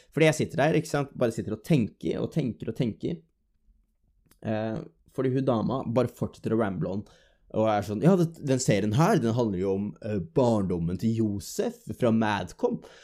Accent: Drammen, Buskerud, Norway; moved away as an adult; now in Stavanger, Norway; så kommer jeg jo ikke fra Stavanger, jeg kommer fra Drammen. Det er jo det som er hjembyen min

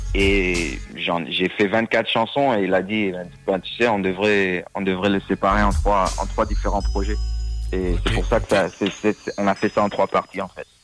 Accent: Washington, District of Columbia, United States; also born or lived in Paris, France / Comoros (ancestry); Je suis resté là jusqu'à 4 ans. Après, euh, on a déménagé, la famille a bougé à Washington D.C. Et bon, j'ai grandi autour de Washington et Maryland.

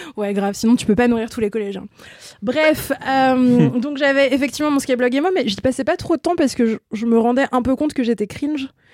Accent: Ain, near Lyon, Auvergne-Rhône-Alpes, France; moved away; un bled de, 7000 habitants à à peu près 25 km de Lyon

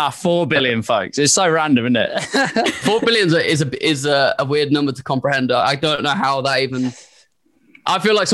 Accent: Scotland, United Kingdom; I'm from Scotland.

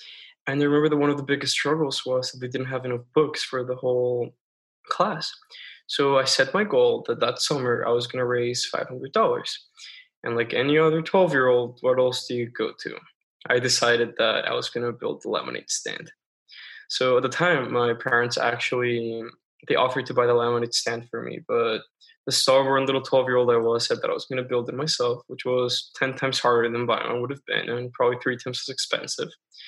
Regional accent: Bogotá, Colombia; now in United States; Growing up in Colombia, I remember I would take the bus to school every morning, and we drive through some impoverished parts of the city

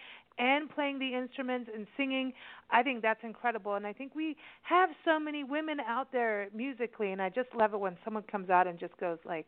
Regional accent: Kenya; also born or lived in South Africa; and I grew up in Kenya as a kid in South Africa

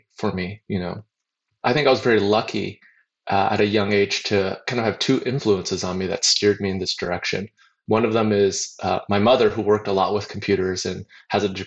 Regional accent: Hamilton, Ontario, Canada; now in Silicon Valley, United States; I grew up in near Toronto in Canada, in a little steel town called Hamilton

